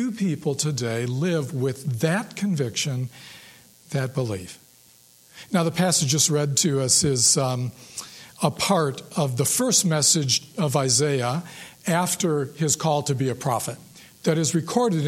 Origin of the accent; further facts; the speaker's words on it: Ann Arbor, Michigan, United States; when I was 12, growing up in Ann Arbor